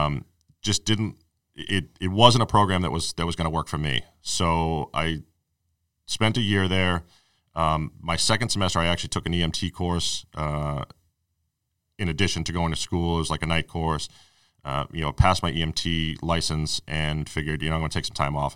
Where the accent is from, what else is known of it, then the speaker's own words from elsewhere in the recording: Arlington, Massachusetts, United States; also born or lived in New York / Watertown; basically lived in Arlington my whole life, other than, you know, I spent three years down in New